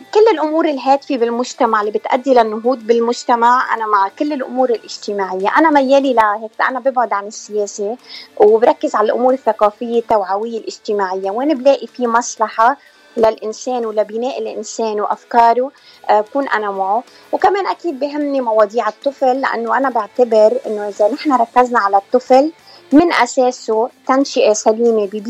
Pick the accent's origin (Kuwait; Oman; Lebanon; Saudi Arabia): Lebanon; South Lebanon; moved away as an adult; now in United States; أنا من لبنان من جنوب لبنان يعني لبنانية بس آه لبنانية وجنوبية المنشأ